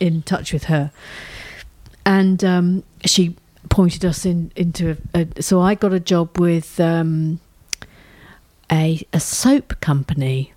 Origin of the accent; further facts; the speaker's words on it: England, United Kingdom; We're English